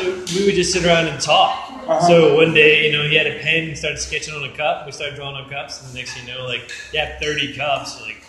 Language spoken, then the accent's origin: English; East Coast, United States; also born or lived in Santa Barbara; now in Los Angeles, United States; I came here from Santa Barbara, originally from the East Coast